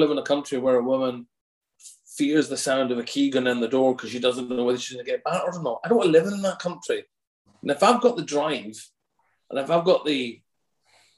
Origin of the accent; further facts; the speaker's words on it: Scotland, United Kingdom; being a Scot and being a person of colour